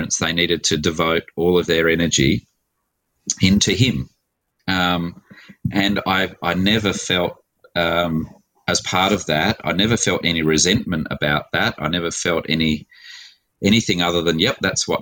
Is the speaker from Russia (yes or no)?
no; Adelaide, South Australia, Australia; So I'm an Adelaide boy. I was born here in Adelaide in 1968.